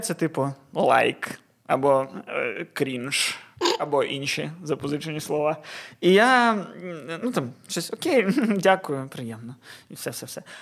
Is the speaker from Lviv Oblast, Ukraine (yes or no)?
no; Odesa, Odesa Oblast, Ukraine; ми українську розмовляємо, будучи людьми з Одеси